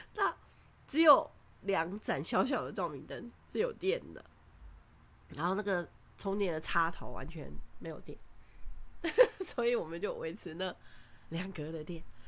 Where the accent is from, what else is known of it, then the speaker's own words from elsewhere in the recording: Taiwan; 我们从台湾来